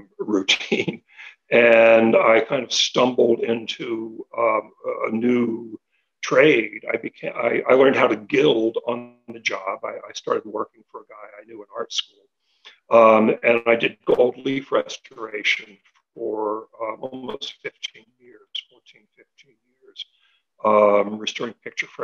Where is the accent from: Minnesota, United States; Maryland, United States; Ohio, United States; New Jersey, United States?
New Jersey, United States; moved away as an adult; also born or lived in Philadelphia / Baltimore; I grew up in New Jersey